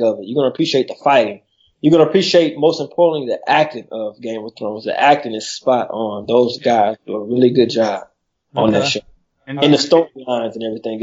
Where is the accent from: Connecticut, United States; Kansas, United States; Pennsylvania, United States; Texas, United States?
Texas, United States; Houston; I'm from Houston, Texas